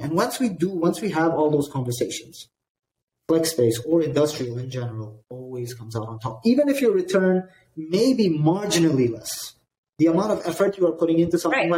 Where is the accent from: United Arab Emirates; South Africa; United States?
United Arab Emirates; Dubai; I grew up in Dubai